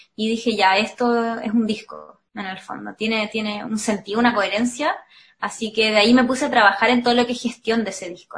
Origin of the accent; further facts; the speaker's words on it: Viña del Mar, Valparaíso, Chile; soy de Viña